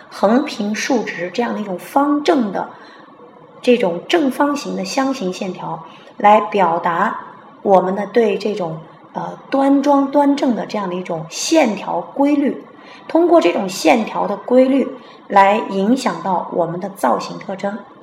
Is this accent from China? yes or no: yes; China; 我们中国人